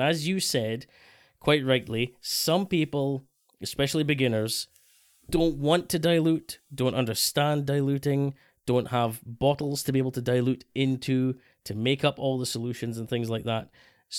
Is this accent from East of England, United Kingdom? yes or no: no; Scotland, United Kingdom; especially as a Scotsman